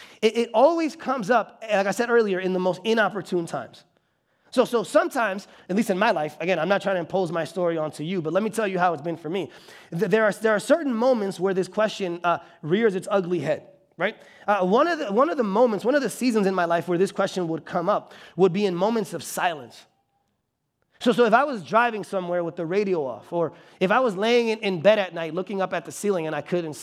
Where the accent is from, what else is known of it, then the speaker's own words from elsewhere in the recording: Bartlett, Illinois, United States; also born or lived in Chicago; I actually grew up in this area. So I was born in Chicago, and then around 3rd grade, we moved out to Bartlett.